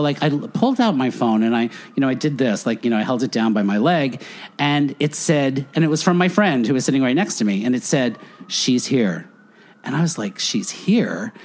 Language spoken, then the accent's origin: English; Floral Park, New York, United States; moved away as an adult; also born or lived in Edison, New Jersey; I grew up Catholic on Long Island